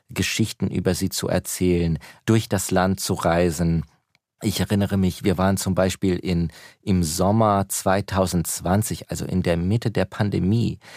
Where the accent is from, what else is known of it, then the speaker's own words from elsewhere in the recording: United States; German is a second language; also born or lived in Germany; kleines Kind mit meinen Eltern ausgewandert, erst nach Deutschland, dann nach Amerika. Das heißt, wir sind beide in Amerika aufgewachsen, als äh, junge Amerikaner mit äh, russischsprachigen äh, Eltern. Wir haben zu Hause Russisch gesprochen